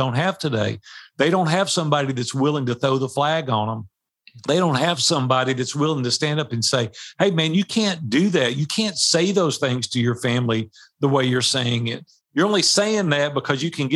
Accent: Nashville, Tennessee, United States; I grew up in Nashville, Tennessee. Like I've been here 62 years

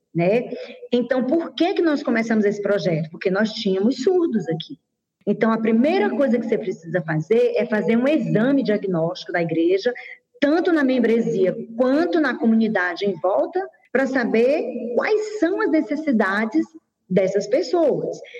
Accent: Teresina, Piauí, Brazil; also born or lived in Goiás; now in Goiânia, Brazil; eu sou de Teresina, Piauí, já moro há 22 anos em Goiás e atualmente estou em Goiânia

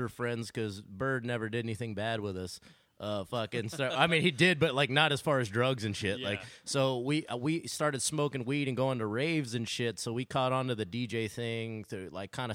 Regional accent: Houston, Texas, United States; Growing up in Houston, like everything, you know, we lived in the burbs on the north side

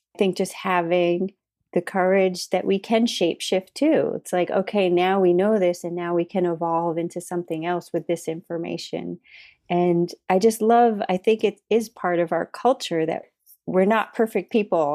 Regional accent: Massachusetts, United States; moved away; We were both originally from Massachusetts

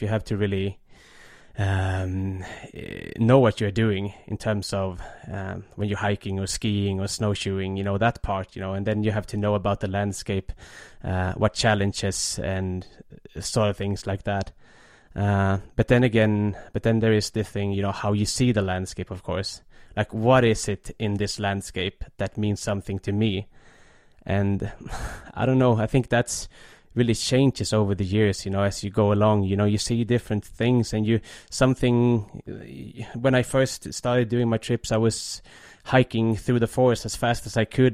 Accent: Stockholm, Stockholm County, Sweden; I was growing up, uh, just south of Stockholm.

